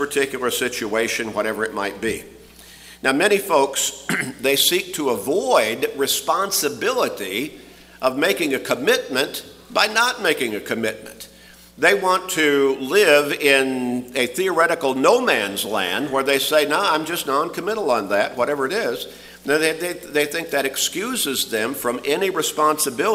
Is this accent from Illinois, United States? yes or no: yes; Chicago, Illinois, United States; as a really young boy growing up in Chicago